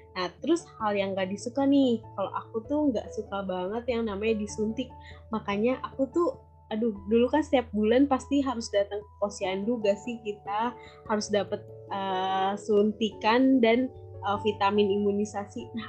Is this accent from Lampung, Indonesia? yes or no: no; Jakarta, Indonesia; now in Cibitung, Indonesia; Dulu tuh waktu kecil aku tinggalnya di Halim di kampung Makassar, Jakarta Timur. Sekarang aku udah pindah nih sama keluarga aku pindah ke Cibitung.